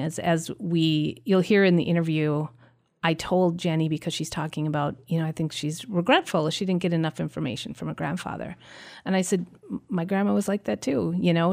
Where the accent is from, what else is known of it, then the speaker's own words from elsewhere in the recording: Brainerd, Minnesota, United States; I grew up in Brainerd